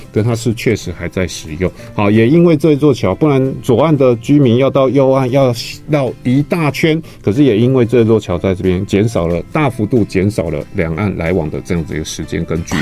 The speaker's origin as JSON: {"language": "Chinese", "country": "Taiwan", "said": "像我们台湾人也是啊"}